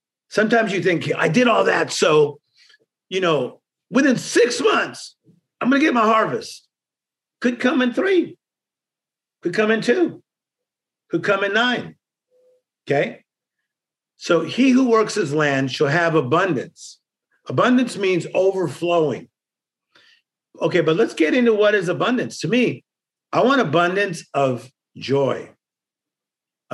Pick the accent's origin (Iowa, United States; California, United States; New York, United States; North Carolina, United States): California, United States; Compton; I'm from Compton